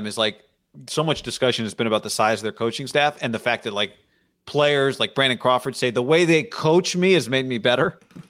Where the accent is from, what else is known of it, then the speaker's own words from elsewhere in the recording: Israel; born there; My mom, I was born in Israel.